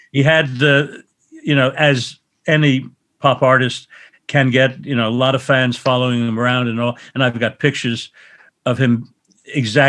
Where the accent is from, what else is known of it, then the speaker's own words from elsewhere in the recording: New York City, New York, United States; I was born in Forest Hills, New York, but my actual birth was in a hospital called the Woman's Hospital of Manhattan, which is still there. But I, with my parents, of course, we lived in Forest Hills